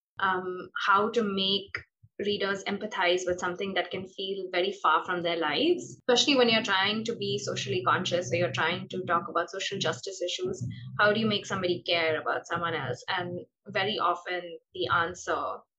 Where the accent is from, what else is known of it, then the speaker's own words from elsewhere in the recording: Mumbai, Maharashtra, India; moved away as an adult; now in New York, United States; my hometown of Bombay